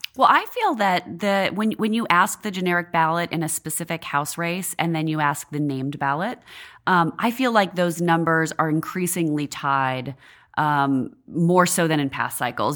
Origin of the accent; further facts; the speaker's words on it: Washington, United States; moved away as an adult; now in Washington, D.C., United States; I worked on a house race in my home state of Washington State, um, when I was still in college.